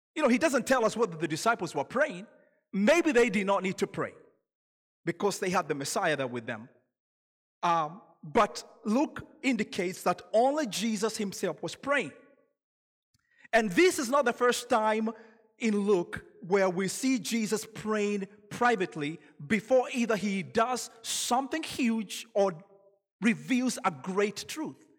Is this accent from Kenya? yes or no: yes; Kenya; now in United States; I'm originally from Kenya, so when you hear an accent, that's where that's from